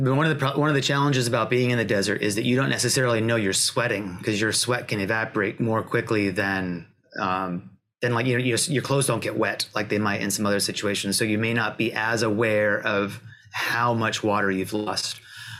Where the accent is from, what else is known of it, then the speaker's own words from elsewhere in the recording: Pacific Northwest, United States; because I'm from the Pacific Northwest. I'm not used to the heat.